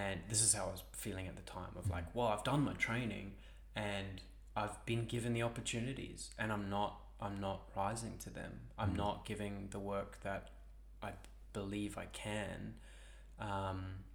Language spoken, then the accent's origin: English; South Africa; now in Australia; I'm South African